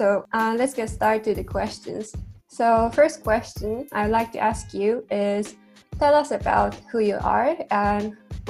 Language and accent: English; Japan; moved away; I'm also from Japan